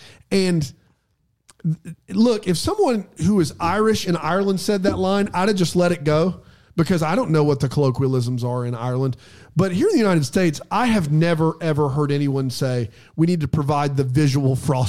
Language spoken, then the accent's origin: English; Melbourne, Victoria, Australia; Well, I'm from Australia. Melbourne, mate.